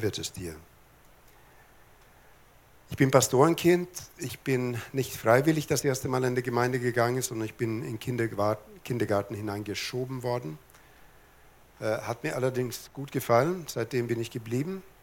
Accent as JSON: {"language": "German", "region": "Lapland", "country": "Sweden", "tie": "born there", "said": "Ich bin oben in Lappland geboren. In Lappland spricht man nicht so viel, die haben die Sprache auf Energiesparmodus geschaltet."}